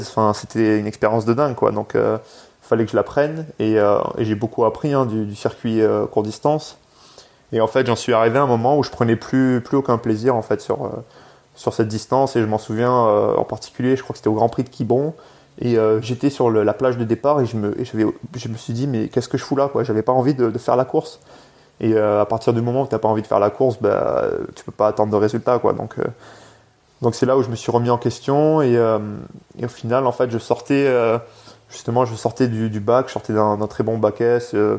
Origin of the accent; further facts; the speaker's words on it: France; also born or lived in England; je suis né en Angleterre de base. mes deux parents, en fait, sont venus en France quand j'avais 3 ans